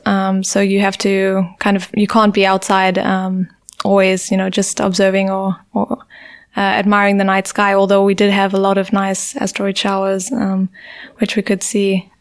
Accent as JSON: {"language": "English", "town": "Durban", "region": "KwaZulu-Natal", "country": "South Africa", "tie": "born or raised there", "also_born_or_lived": "England / Heidelberg, Germany", "moved": "as an adult", "said": "growing up in South Africa, you do grow up with this culture of fear"}